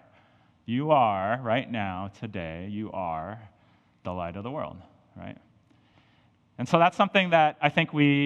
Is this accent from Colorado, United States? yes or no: yes; Colorado, United States; now in St. Louis, United States; growing up in Colorado